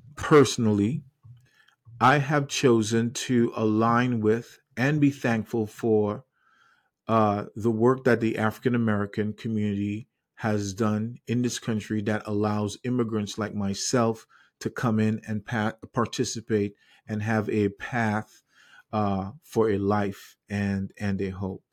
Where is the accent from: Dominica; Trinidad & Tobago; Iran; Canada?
Trinidad & Tobago; now in United States; I grew up in the Caribbean island of Trinidad and Tobago. I wasn't born in the U S A, even though I am now